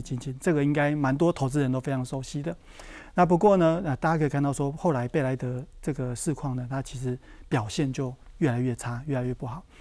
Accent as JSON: {"language": "Chinese", "region": "southern Taiwan", "country": "Taiwan", "tie": "born or raised there", "said": "我是在南部出生的小朋友"}